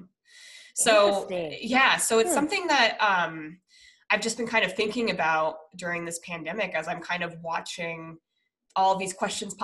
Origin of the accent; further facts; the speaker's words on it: Denver, Colorado, United States; now in San Diego, United States; I'm from Denver